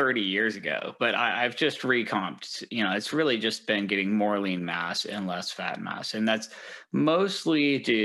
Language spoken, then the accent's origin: English; Denver, Colorado, United States; also born or lived in East Coast / Washington / Southern California; now in Seattle, United States; I'm from Denver originally